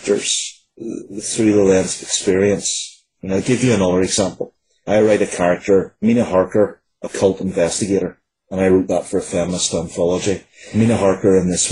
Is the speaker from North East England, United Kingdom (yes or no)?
no; Northern Ireland, United Kingdom; growing up in Northern Ireland, where violence was just a part of life